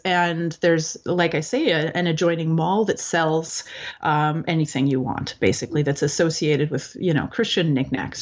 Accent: Canada

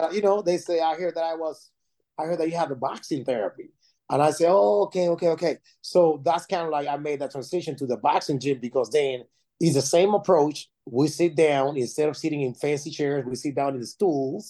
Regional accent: Panama City, Panama; moved away as an adult; now in United States; I'm originally from Panama City, Panama, and I came to the United States in 2002

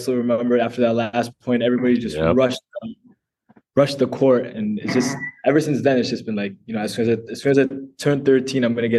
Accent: Minnesota, United States; growing up in Minnesota, you know, we have a really small community.

